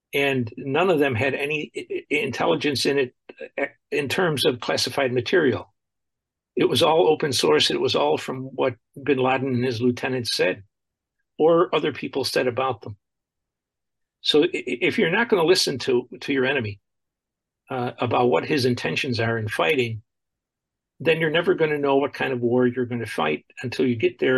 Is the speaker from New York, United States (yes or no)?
yes; Buffalo, New York, United States; I grew up in Buffalo, New York, and I went to school there